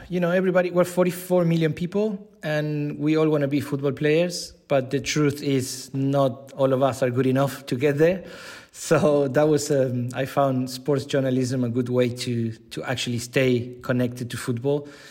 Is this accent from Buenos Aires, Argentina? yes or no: yes; Buenos Aires, Argentina; moved away as an adult; now in Switzerland; I'm originally from Argentina, Buenos Aires.